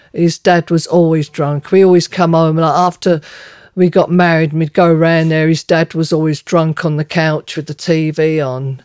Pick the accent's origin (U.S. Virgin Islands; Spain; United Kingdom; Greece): United Kingdom; London; moved away as an adult; also born or lived in United States; Me growing up in London, uh, in a Cockney old-fashioned family